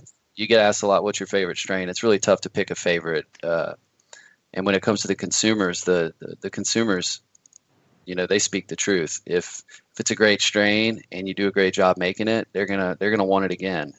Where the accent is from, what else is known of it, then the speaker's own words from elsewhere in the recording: Louisiana, United States; moved away as an adult; now in Washington, United States; I'm originally from Louisiana. I moved up to Washington